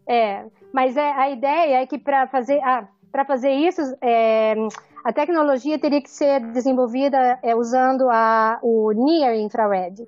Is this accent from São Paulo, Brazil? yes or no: yes; Araraquara, São Paulo, Brazil; moved away as an adult; also born or lived in Ribeirão Preto / Washington; now in New Orleans, United States; eu nasci em Araraquara, estudei em Ribeirão Preto, fiz química na USP de Ribeirão Preto